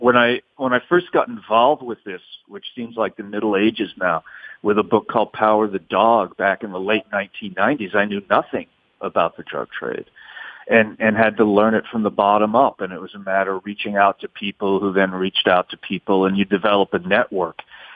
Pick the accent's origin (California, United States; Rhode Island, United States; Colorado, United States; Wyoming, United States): Rhode Island, United States; Providence; also born or lived in New York City, United States / New Orleans, United States; You know, I grew up in Providence, Rhode Island, New York City, and New Orleans. And so I knew a lot of cops.